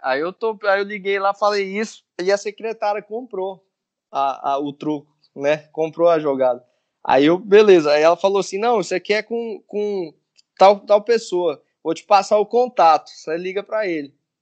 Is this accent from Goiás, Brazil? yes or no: yes; Vianópolis, Goiás, Brazil; moved away as an adult; now in Goiânia, Brazil; eu sou goiano, né? Não sou goianiense. Eu, eu sou de uma cidade que fica a 80 quilômetros de Goiânia, chama Vianópolis